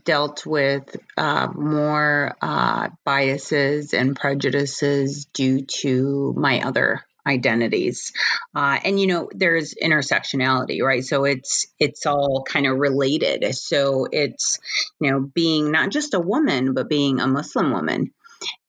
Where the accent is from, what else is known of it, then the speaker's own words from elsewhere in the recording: Michigan, United States; I was born and raised in Michigan and, you know, American born